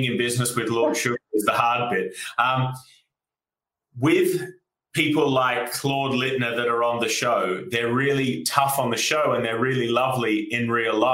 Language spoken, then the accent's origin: English; Australia; moved away as an adult; now in United Kingdom; as you can tell from my accent, I'm from Australia, and I came over here as a backpacker in 2012